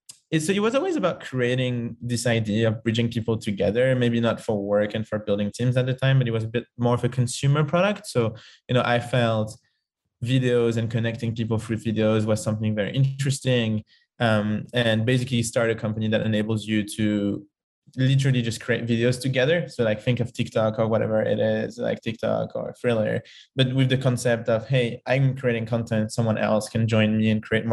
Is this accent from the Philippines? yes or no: no; Paris, Île-de-France, France; English is a second language; moved away; I'm from Paris originally and lived in lots of different countries.